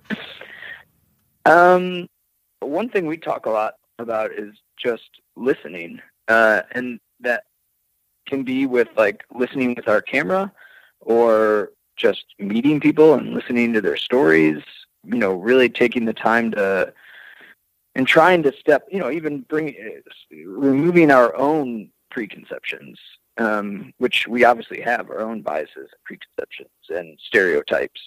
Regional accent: Rockford, Illinois, United States; my hometown of Rockford

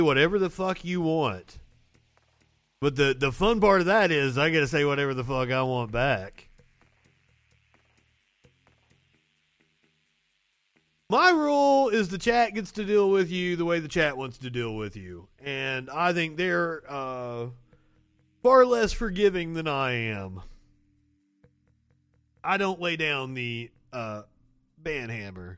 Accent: Kentucky, United States; I'm from Kentucky.

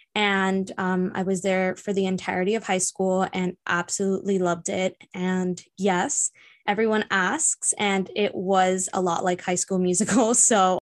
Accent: Miami, Florida, United States; I was born and raised here in Miami.

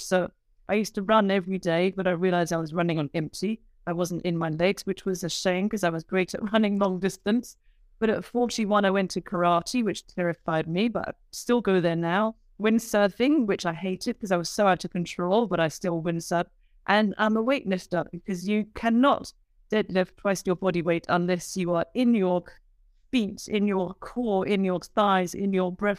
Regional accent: United Kingdom; I'm a British woman

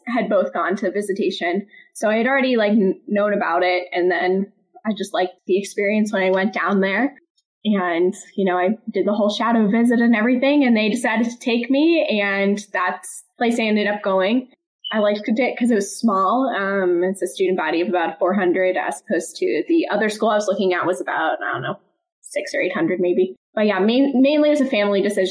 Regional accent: Kensington, Maryland, United States; also born or lived in Wheeling, West Virginia; I grew up in Kensington, Maryland, which is a suburb of Washington, D.C., and I grew up my entire life there.

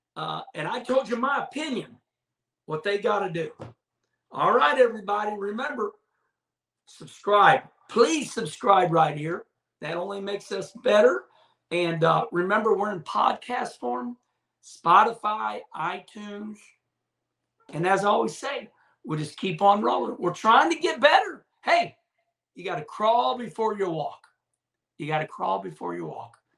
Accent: Arnold, Missouri, United States; I'm a redneck from Arnold, Missouri

